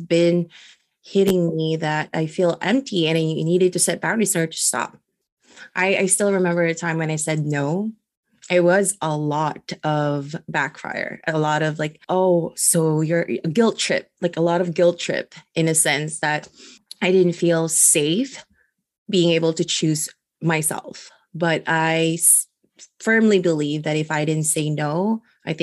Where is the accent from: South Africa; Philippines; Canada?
Philippines; now in United States; I am a Filipina immigrant, and I was also born and raised out from the Philippines.